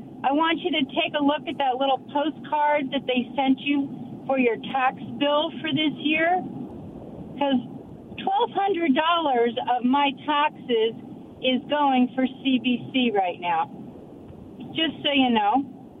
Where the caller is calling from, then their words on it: Kennewick, Washington, United States; calling from Kennewick.